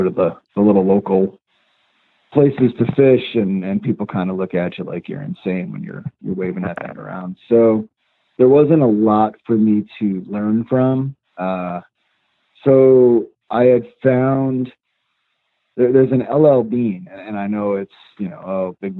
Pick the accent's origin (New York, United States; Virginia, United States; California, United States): New York, United States; upstate; also born or lived in Long Island, New York; when we were growing up, we moved from Long Island to upstate New York. And one of the first places that we lived was way out in the country.